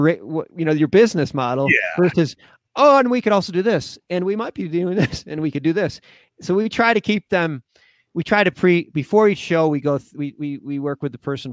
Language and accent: English; Buffalo, New York, United States; moved away as an adult; now in Colorado, United States; I'm from Buffalo, New York